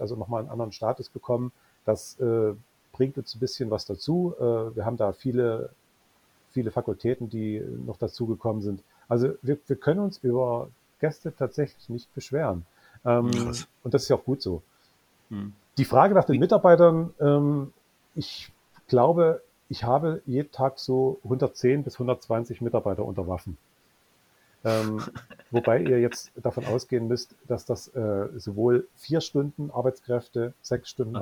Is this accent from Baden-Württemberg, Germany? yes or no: no; Löbau, Saxony, Germany; now in Dresden, Germany; Ich bin gebürtiger Oberlausitzer und ich nehme es jetzt gar niemandem übel, dass äh, meine Heimatstadt Löbau